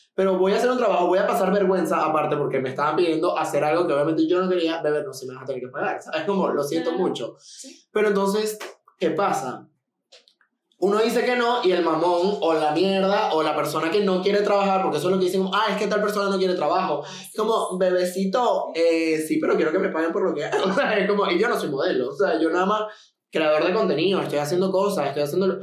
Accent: Venezuela; now in Mexico; yo vengo de Venezuela, la ciudad de la que yo vengo era una ciudad tipo Monterrey

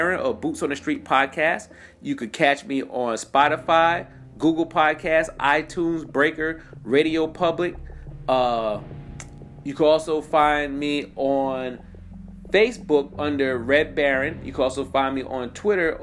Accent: United States; we're American.

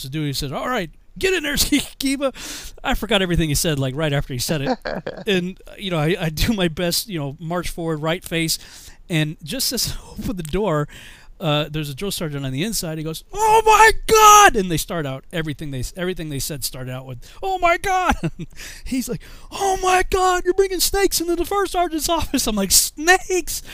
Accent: Massachusetts, United States; moved away as an adult; I'm from Massachusetts

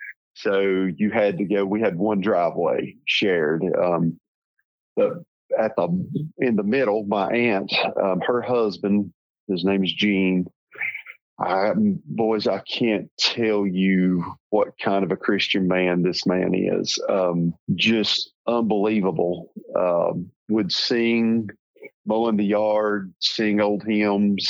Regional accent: Northeast Tennessee, United States; accent: hillbilly; I grew up in a, you know, as we were talking earlier, in a very rural little hillbilly town, as you can tell from my accent, in Northeast Tennessee

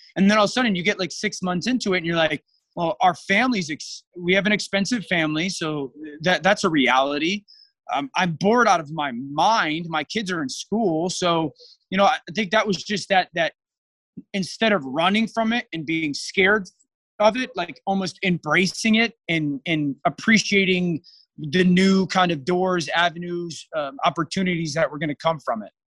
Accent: Shelton, Connecticut, United States; I grew up in Connecticut, a small town in an area in Connecticut called the Valley, which is kind of on the, the southwestern part of the state, I guess, uh, in a hometown called Shelton.

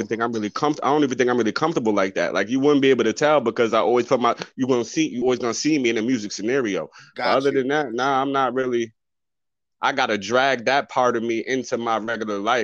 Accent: Poughkeepsie, New York, United States; Poughkeepsie, PK, born and raised

